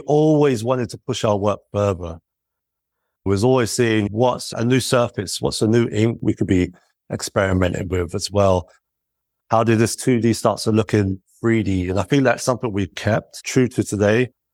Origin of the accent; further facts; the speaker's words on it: United Kingdom; as British lads